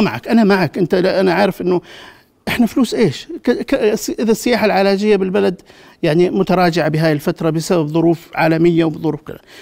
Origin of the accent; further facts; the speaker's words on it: Jordan; انا كاردني افخر بذلك